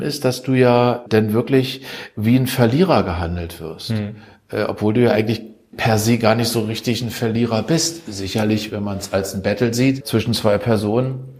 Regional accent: Germany; uns als Deutsche

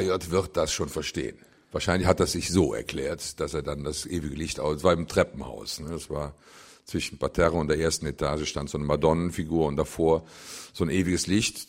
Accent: Cologne, North Rhine-Westphalia, Germany; wo ich geboren bin, in der Südstadt, in Köln, rund um den Klobigplatz

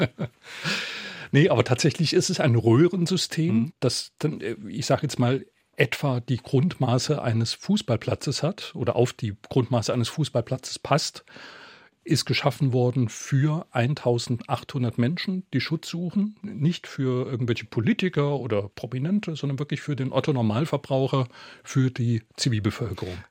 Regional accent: Saarbrücken, Saarland, Germany; Das ist meine Heimat. Ich bin dort in der Ecke aufgewachsen

